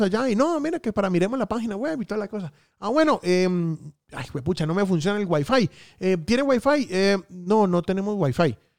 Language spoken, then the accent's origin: Spanish; Santander, Colombia; also born or lived in Bucaramanga; now in Medellín, Colombia; mi tierrita santanderiana